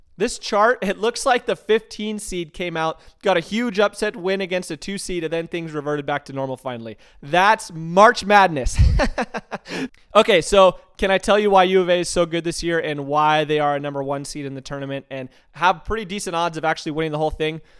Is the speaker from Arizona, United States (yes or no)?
yes; Tucson, Arizona, United States; Growing up in Tucson, Arizona, everything, I, I'm seriously saying everything is all about University of Arizona Athletics